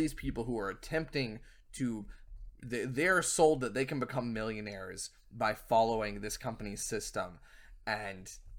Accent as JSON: {"language": "English", "region": "Southern US", "country": "United States", "said": "I'm from the South. Most of my family is rednecks, and I can't even do a half-shit Southern accent."}